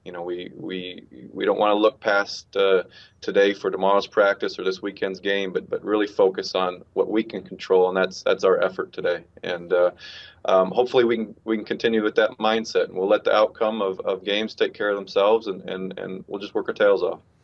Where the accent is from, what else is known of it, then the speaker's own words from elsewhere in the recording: Phoenix, Arizona, United States; moved away as an adult; now in Lancaster, United States; I came from Phoenix, um, and and had been there through through high school and college